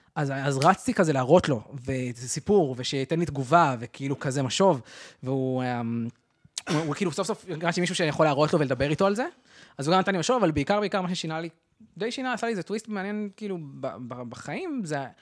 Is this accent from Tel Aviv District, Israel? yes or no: no; Arad, Southern District, Israel; גדלתי בערד